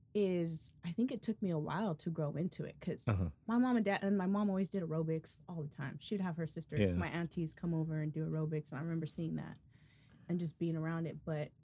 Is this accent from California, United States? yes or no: yes; Salinas, California, United States; I grew up in Northern California.